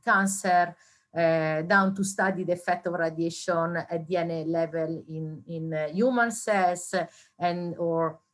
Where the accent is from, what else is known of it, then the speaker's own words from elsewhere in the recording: Italy; moved away; I did my university degree in Italy. I'm from Italy